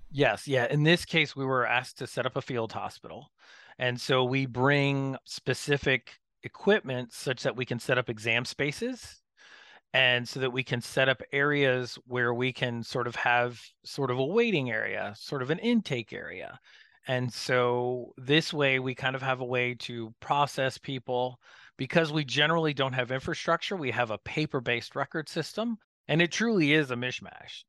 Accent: Florida, United States; I grew up in Florida

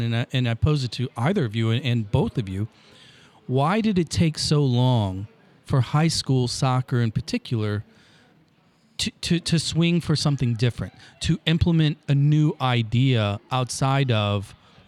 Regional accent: Granite City, Illinois, United States; now in St. Louis, United States; I'm a public school kid. I grew up in Granite City

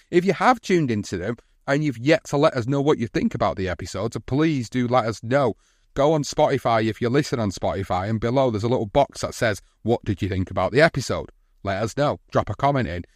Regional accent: Oldham, North West England, United Kingdom; In my hometown of Oldham

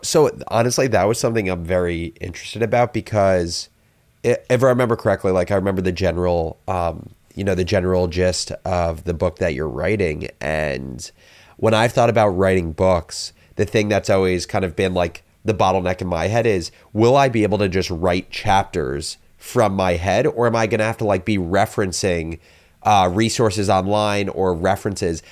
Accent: New Jersey, United States; I am originally from New Jersey

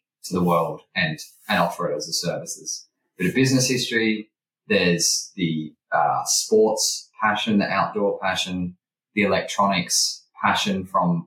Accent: Sydney, New South Wales, Australia; I grew up in Sydney

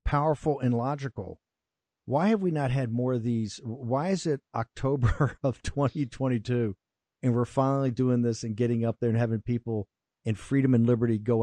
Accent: Richmond, Virginia, United States; I come from Richmond, Virginia. I was raised on the north side, which is a predominantly Black neighborhood

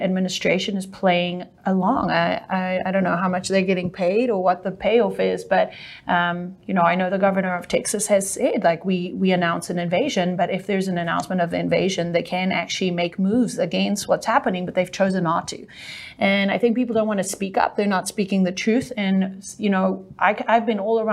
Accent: South Africa; accent: South African; now in United States; I'm actually South African

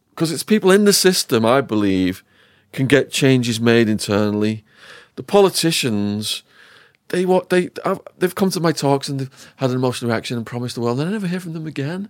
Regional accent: Widnes, North West England, United Kingdom; my hometown, Widnes.

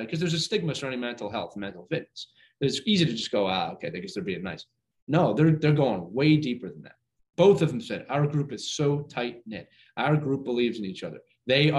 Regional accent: Northeast, United States; I'm from the Northeast

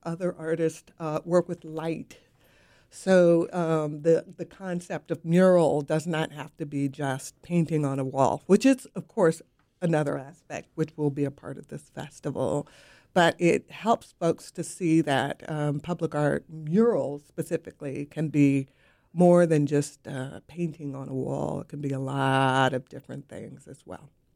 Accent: West Coast, United States; now in Raleigh, United States; I'm from the West Coast

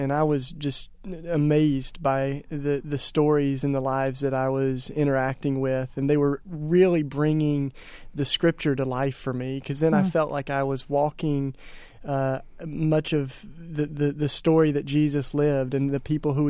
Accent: Tennessee, United States; Well, I was raised in the Bible Belt down in East Tennessee, sort of suffocated with Christianity.

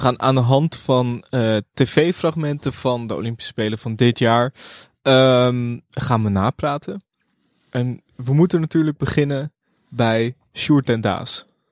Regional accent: Amsterdam, North Holland, Netherlands; ik kom ook uit Amsterdam

